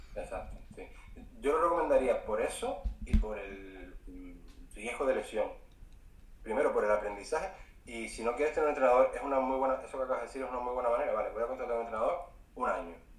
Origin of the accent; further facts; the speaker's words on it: Fuerteventura, Canary Islands, Spain; also born or lived in Vitoria-Gasteiz; yo vivo en Fuerteventura, soy de Fuerteventura pero estuve siete años viviendo en Vitoria, en Vitoria Gasteiz